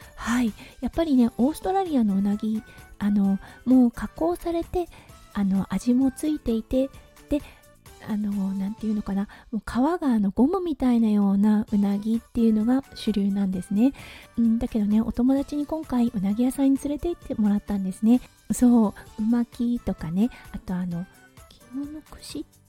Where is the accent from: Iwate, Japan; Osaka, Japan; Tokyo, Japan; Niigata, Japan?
Iwate, Japan; Morioka; born or raised there; moved away as an adult; now in Australia